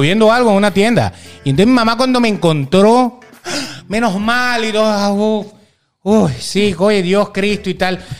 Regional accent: Venezuela; yo soy papá y soy venezolano

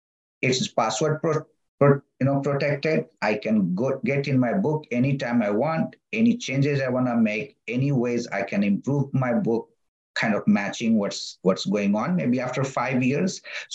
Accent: Bihar, India; first language Magahi; English is a second language; So my mother tongue is Magahi, because I speak, come from that region. But my father tongue is Hindi

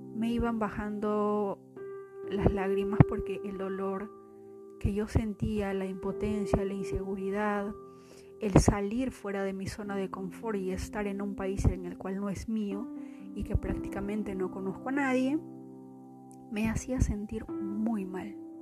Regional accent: Peru; moved away as an adult; now in Austin, United States; ustedes saben que soy de Perú, vine aquí

